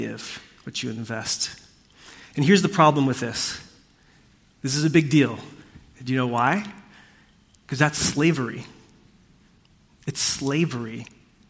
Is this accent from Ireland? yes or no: no; Puerto Rico; I come from a family that is a part of a kind of different, like, cultural faith tradition in Puerto Rico. That's what I grew up in.